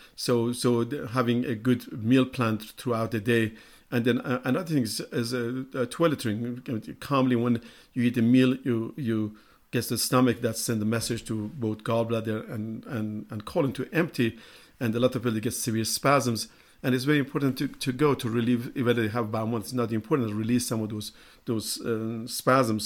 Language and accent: English; Iran; moved away; I'm from Iran